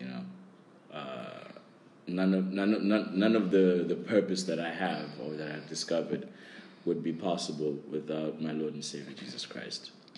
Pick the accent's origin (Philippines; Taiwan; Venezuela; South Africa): South Africa; now in Hainan, China; I am from South Africa